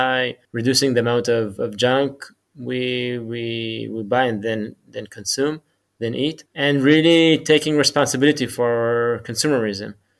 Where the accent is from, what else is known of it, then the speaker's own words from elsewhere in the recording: Jerusalem, Jerusalem District, Israel; I grew up in Jerusalem, in Israel.